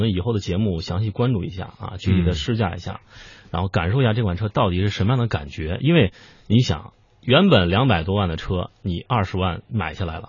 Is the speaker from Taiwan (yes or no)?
no; China; 作为一个中国人去看车展，